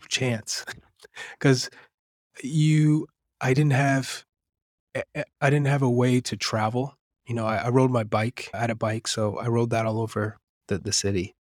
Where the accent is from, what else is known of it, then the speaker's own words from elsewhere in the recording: Manchester, New Hampshire, United States; also born or lived in Lawrence, Massachusetts; I grew up in, in Manchester, New Hampshire. I was born in Lawrence, Massachusetts, but Manchester is, is kind of what shaped me.